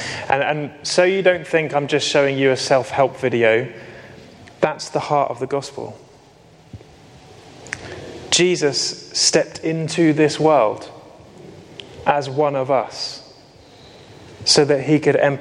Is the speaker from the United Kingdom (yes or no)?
yes; United Kingdom; we're very British